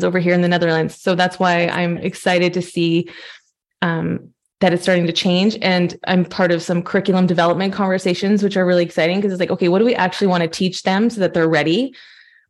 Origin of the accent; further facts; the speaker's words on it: Canada; moved away as an adult; now in Europe; I'm Canadian. I'm a pianist, a classical pianist, and I moved over to Europe 10 years ago this summer.